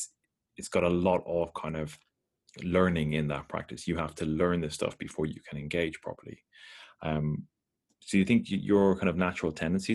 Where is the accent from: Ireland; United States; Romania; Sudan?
Ireland; I grew up in Ireland in the 90s, which was, you know, very, very Catholic, you know.